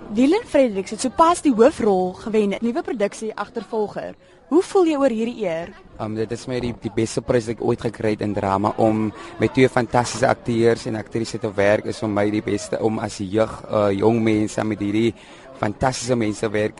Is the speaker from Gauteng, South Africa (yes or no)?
no; Malmesbury, Western Cape, South Africa; Ek is van Mamasbury